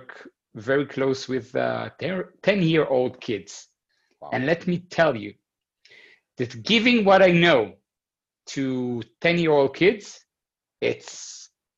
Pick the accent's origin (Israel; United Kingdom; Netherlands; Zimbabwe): Israel; moved away as an adult; now in Berlin, Germany; I grew up in Israel. And I've been living, this is the fifth year here in Berlin